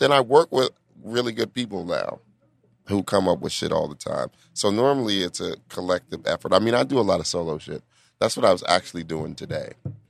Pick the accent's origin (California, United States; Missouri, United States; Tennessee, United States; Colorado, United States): Colorado, United States; Denver; moved away as an adult; also born or lived in New York; I'm from Denver.